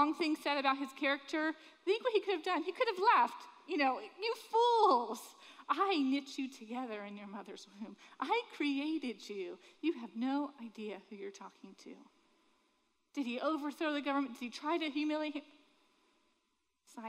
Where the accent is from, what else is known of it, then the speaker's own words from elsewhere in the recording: Sanford, Florida, United States; I grew up in Sanford